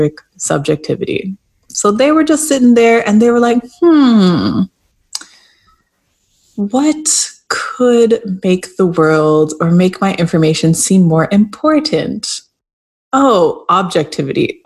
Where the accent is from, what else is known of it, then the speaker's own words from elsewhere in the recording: Canada; I grew up Black in Canada, the child of Jamaican immigrants